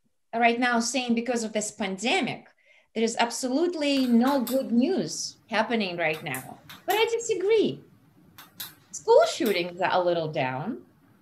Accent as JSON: {"language": "English", "country": "Russia", "moved": "yes", "said": "I'm Russian. I'm from Russia."}